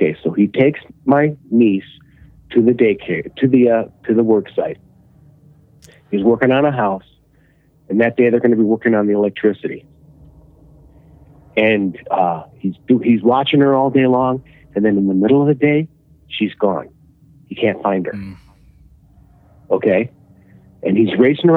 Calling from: Illinois, United States; I'm calling from Illinois

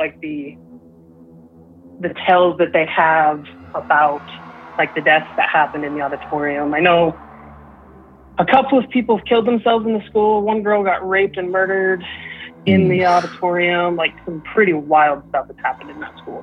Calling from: Southeast Idaho, United States

